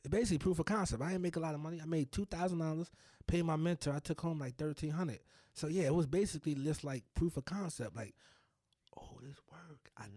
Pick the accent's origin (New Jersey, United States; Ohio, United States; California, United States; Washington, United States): New Jersey, United States; Elizabeth; Born and raised in New Jersey.